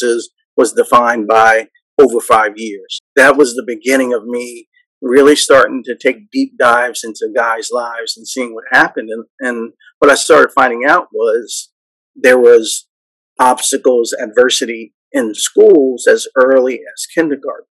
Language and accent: English; New York, United States; I grew up in New York